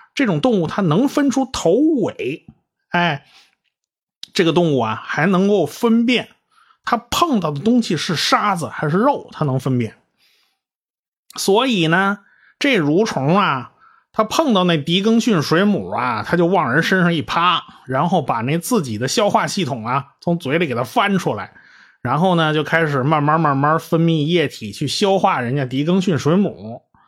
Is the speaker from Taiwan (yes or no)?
no; China; 我们中国人还是有一个更喜欢的名字